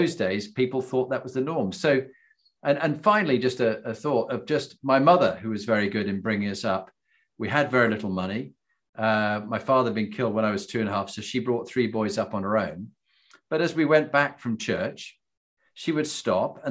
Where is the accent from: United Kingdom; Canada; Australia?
United Kingdom; Yorkshire and the Humber; I grew up in Yorkshire in England